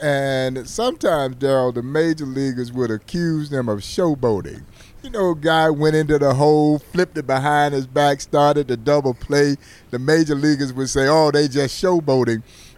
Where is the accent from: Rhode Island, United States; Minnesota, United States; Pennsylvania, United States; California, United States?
California, United States; Los Angeles; growing up in Crenshaw